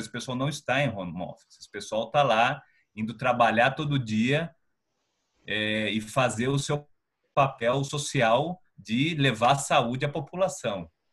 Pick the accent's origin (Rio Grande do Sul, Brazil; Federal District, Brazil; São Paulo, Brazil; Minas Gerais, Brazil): São Paulo, Brazil; Piracicaba; now in São Paulo, Brazil; eu sou de Piracicaba, sou do interior. Então eu cresci num ambiente de vizinhança